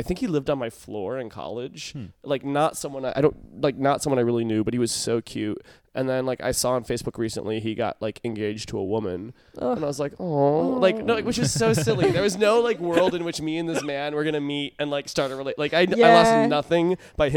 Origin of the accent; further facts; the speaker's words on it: Midwest, United States; moved away; also born or lived in Texas; I came from the Midwest where the town I was in was just